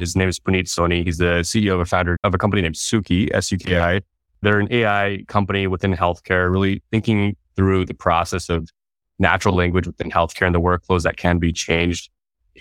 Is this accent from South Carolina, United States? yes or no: no; Fresno, California, United States; I grew up here in California. I was born in Fresno, California